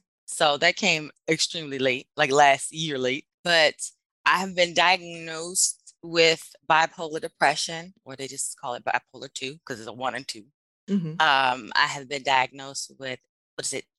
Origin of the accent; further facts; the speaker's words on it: Washington, District of Columbia, United States; now in Texas, United States; I am originally from Washington, D.C. I live in Texas